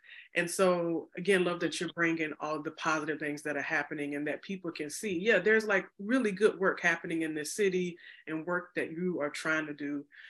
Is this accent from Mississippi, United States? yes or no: yes; Mississippi, United States; moved away as an adult; now in Chicago, United States; I was not born in Illinois. I was born in the South, born and raised in Mississippi. And I came up here almost 7-8 years ago when I came for graduate school.